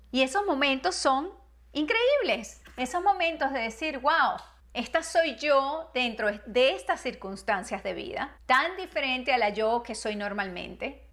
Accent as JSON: {"language": "Spanish", "country": "Venezuela", "also_born_or_lived": "Spain", "moved": "as an adult", "lives_now": "United States", "said": "Después mi nacionalidad, soy venezolana, pero soy también americana. Me fui de, los, de mi país cuando era muy joven y me vine a vivir a los Estados Unidos desde entonces"}